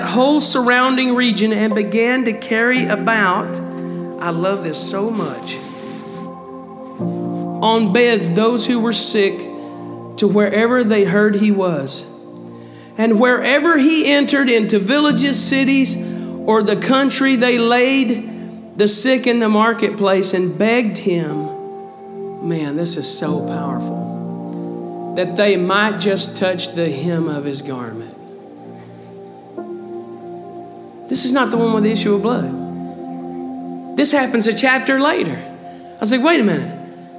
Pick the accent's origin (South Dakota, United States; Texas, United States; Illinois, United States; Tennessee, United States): Texas, United States; accent: country; I'm Texan. And all I knew how to speak was, I guess, country